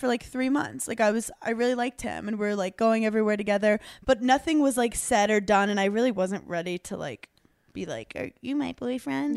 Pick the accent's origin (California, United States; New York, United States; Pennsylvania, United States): New York, United States; New York City; I grew up in New York City